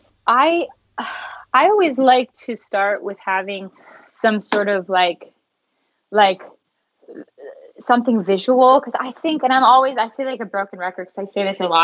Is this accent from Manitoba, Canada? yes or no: no; Calgary, Alberta, Canada; moved away as an adult; I'm from Calgary, Canada